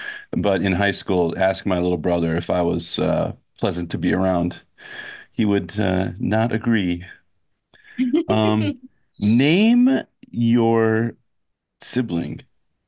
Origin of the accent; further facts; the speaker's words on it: White Bear Lake, Minnesota, United States; I'm from White Bear Lake, but White Bear Lake is a suburb of St. Paul.